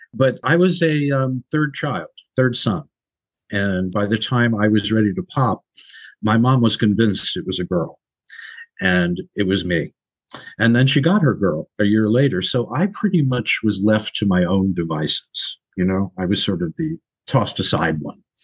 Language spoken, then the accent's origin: English; Long Island, New York, United States; moved away; also born or lived in Brooklyn, New York / Los Angeles; raised on Long Island.